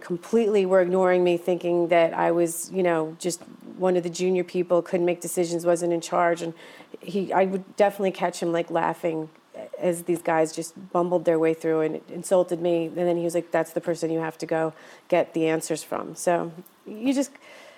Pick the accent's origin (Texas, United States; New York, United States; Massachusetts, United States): New York, United States; Yonkers; also born or lived in Oswego, New York; I grew up in a city, Yonkers, New York, which is about 30 minutes outside of New York